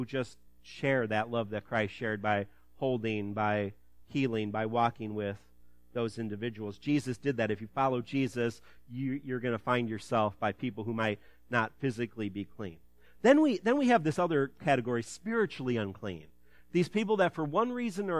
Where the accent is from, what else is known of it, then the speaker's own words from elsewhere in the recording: Ottawa, Illinois, United States; My hometown, Ottawa